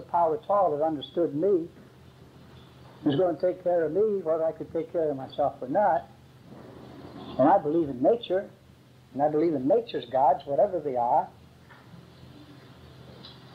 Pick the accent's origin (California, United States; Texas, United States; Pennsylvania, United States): Pennsylvania, United States; Philadelphia; also born or lived in Great Britain; if you've ever been in Philadelphia or met a Philadelphia lawyer, that is where the best shysters are. And that was my hometown